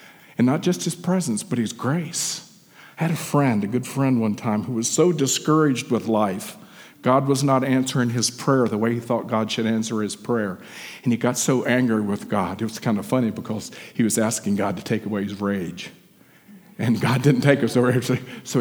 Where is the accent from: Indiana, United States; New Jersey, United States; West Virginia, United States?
West Virginia, United States; When I was growing up in West Virginia, I was raised in a church atmosphere